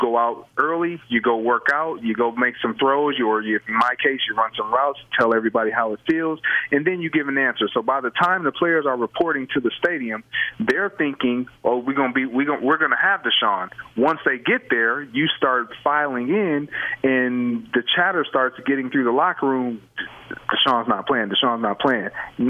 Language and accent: English; Michigan, United States; That's how we've always felt about the Detroit Lions growing up in Michigan.